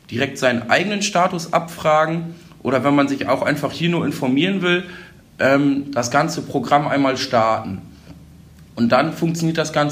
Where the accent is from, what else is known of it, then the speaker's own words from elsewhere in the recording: Holdorf, Lower Saxony, Germany; Bin sonst auch gebürtiger Holdorfer, also sehr hier in der Gemeinde mit vielen Vereinen verwurzelt